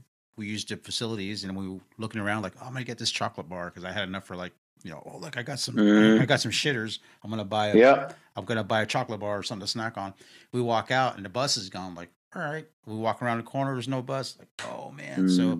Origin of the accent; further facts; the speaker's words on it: Los Angeles, California, United States; moved away as an adult; also born or lived in Maywood / Huntington Park; now in San Antonio, United States; Yeah, I grew up in Los Angeles.